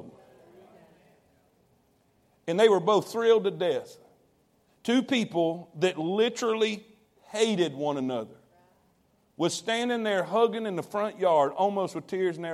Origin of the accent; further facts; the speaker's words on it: Fort Pierce, Florida, United States; moved away; I grew up in South Florida, Fort Pierce, Florida.